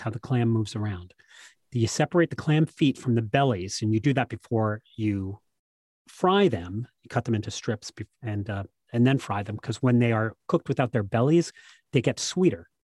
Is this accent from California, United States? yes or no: no; New Jersey, United States; I come from New Jersey